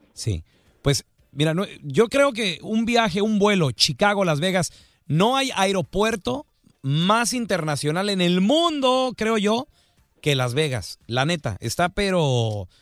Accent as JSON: {"language": "Spanish", "region": "Chihuahua", "country": "Mexico", "tie": "born or raised there", "also_born_or_lived": "California", "moved": "yes", "said": "así yo era cuando estaba yo en Chihuahua, cuando era morrito"}